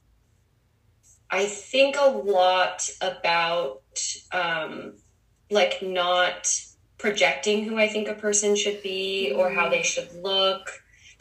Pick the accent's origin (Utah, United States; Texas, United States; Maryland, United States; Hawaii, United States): Utah, United States; now in Los Angeles, United States; I am a photographer and movement artist and director in Los Angeles, and I'm from Utah